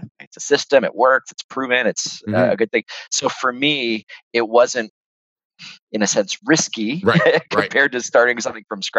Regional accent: Peterborough, Ontario, Canada; also born or lived in Hamilton; in Peterborough, my hometown

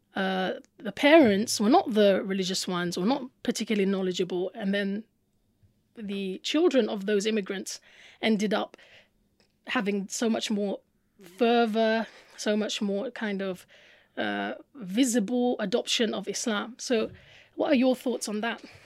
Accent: United Kingdom; growing up in Britain was this emphasis on reading

